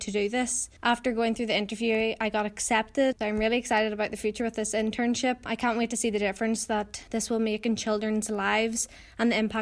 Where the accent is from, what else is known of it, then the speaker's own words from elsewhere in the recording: Armagh, Northern Ireland, United Kingdom; I'm from Armagh.